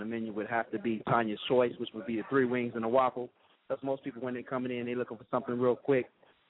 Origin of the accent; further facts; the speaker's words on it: Chicago, Illinois, United States; I'm from Chicago